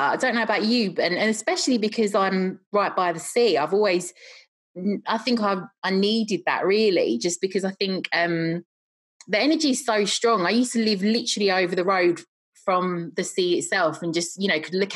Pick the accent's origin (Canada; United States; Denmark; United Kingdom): United Kingdom; London; moved away; I'm originally from London